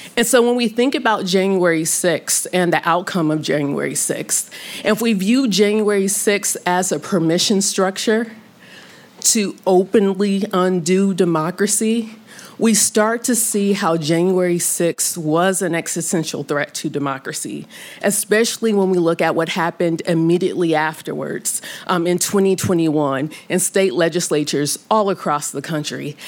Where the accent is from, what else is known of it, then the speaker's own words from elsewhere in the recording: Omaha, Nebraska, United States; I'm from Omaha, Nebraska. I'm sure there's a lot of questions with how it's a black girl from Omaha, Nebraska, on both sides of the family.